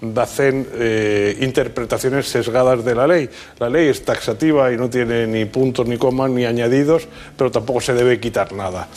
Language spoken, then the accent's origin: Spanish; Spain; los españoles